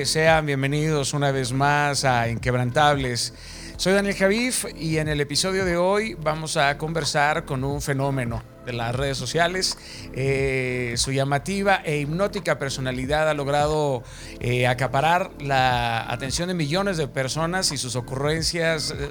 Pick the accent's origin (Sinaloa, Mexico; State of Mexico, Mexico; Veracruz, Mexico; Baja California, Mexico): Sinaloa, Mexico; Mazatlán; En algún momento pensé que era sinaloense. Yo soy de Mazatlán.